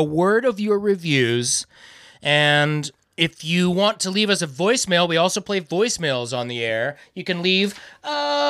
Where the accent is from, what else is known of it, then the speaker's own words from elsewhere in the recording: Iowa, United States; it's all we talk about is growing up in Iowa, hanging out, being band buds.